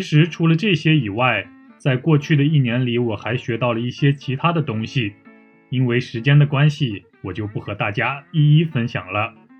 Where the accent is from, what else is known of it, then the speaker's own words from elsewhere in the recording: Taiyuan, Shanxi, China; now in Busan, South Korea; 他的女朋友也是我的老乡，也来自我的家乡山西省太原市。